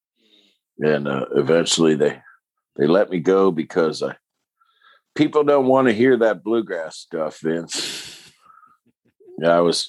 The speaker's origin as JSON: {"language": "English", "town": "Pittsburgh", "region": "Pennsylvania", "country": "United States", "tie": "born or raised there", "also_born_or_lived": "West Virginia / Boulder, Colorado", "moved": "as an adult", "said": "a kid growing up in Pittsburgh"}